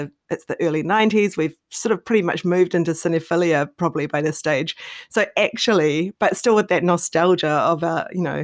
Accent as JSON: {"language": "English", "country": "New Zealand", "tie": "born or raised there", "said": "I grew up in New Zealand."}